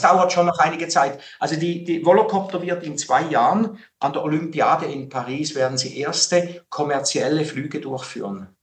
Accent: Switzerland; in der Schweiz natürlich als Schweizer

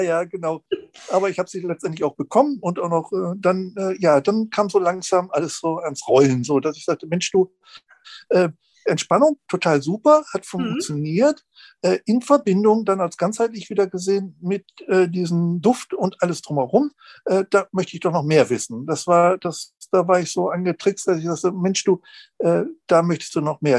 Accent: Lübeck, Schleswig-Holstein, Germany; ich komme aus Lübeck

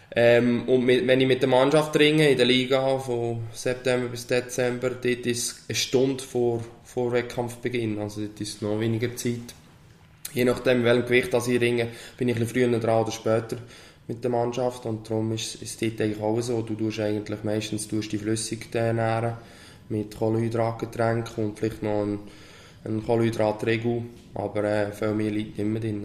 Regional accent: Switzerland; als Schweizer

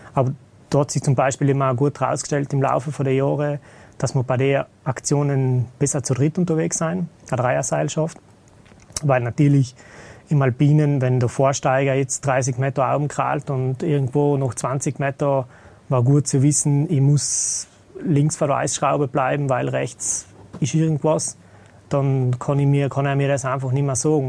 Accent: South Tyrol, Trentino-Alto Adige, Italy; moved away as an adult; now in Vienna, Austria; ursprünglich bin ich Südtiroler

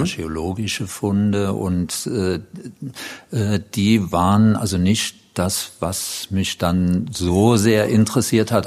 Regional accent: Dattenberg, Rhineland-Palatinate, Germany; also born or lived in Neuwied; ich komme aus der Gegend, also aus der Linzer Gegend, Linz am Rhein und der Nachbarort Dattenberg und da komme ich her und wohne im Grunde genommen auch heute dort

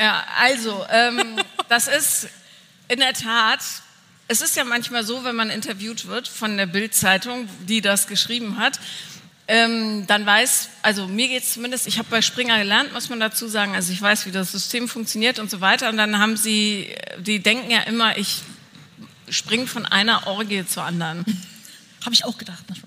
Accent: Bonn, North Rhine-Westphalia, Germany; Ich bin ja in Bonn aufgewachsen

